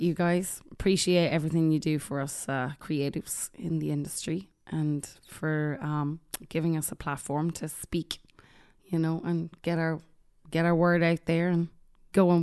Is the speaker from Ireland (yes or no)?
yes; Ireland; moved away; growing up in Ireland